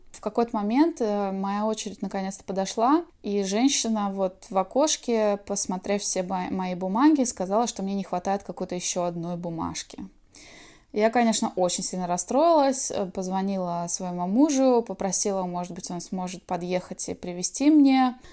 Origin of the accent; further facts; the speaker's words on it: Svetlogorsk, Kaliningrad Oblast, Russia; moved away as an adult; now in California, United States; я родилась в Светлогорске, Калининградская область